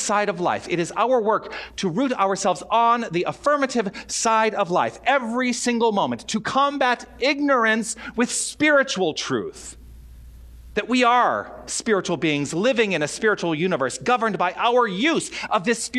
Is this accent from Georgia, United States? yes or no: no; Tucson, Arizona, United States; moved away as an adult; also born or lived in Toronto / Southern California; now in Tucson, United States; I want to return to Tucson and I want to engage in spiritual practice. I want to let my ministry thrive in my hometown